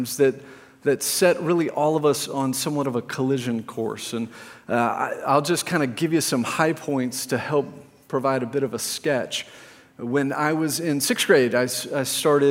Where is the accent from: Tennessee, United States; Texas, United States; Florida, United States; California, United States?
Texas, United States; Plano; I grew up in Plano